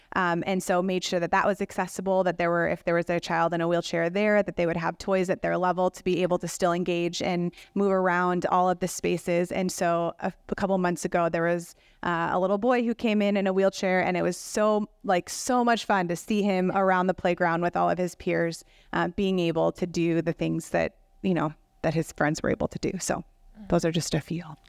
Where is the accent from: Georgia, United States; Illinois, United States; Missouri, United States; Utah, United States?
Illinois, United States; Rockford; now in Madison, United States; I grew up in, uh, Rockford, Illinois